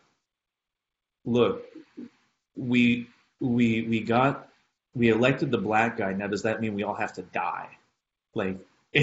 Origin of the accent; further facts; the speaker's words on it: Oregon, United States; I'm also from Oregon